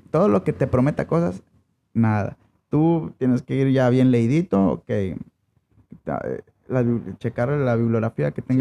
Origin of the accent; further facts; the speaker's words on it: Mexico; los mexicanos somos huevones para algunas cosas.